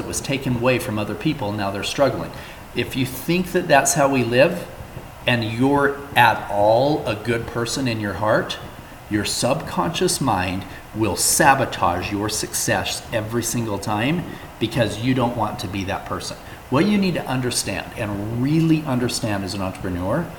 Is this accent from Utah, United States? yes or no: yes; Salt Lake City, Utah, United States; I grew up here in Salt Lake City